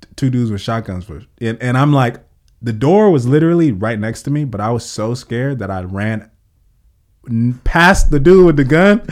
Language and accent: English; Oxnard, California, United States; I was born and raised on the South, and I grew up on the South